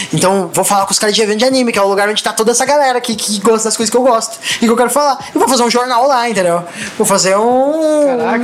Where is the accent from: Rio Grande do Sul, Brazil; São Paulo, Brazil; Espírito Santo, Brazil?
Rio Grande do Sul, Brazil; Guaporé; moved away; also born or lived in Canoas / Florianópolis; eu nasci em Guaporé